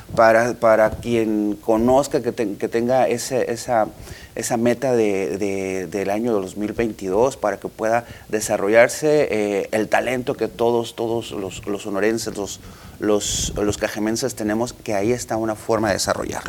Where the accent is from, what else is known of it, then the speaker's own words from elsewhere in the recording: Sonora, Mexico; como los sonorenses estamos